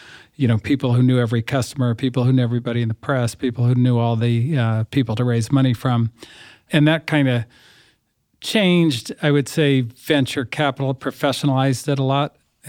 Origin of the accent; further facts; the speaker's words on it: Berkeley, California, United States; also born or lived in New York; Okay, well, you know, I grew up in the People's Republic of Berkeley, and I went to school in New York at Columbia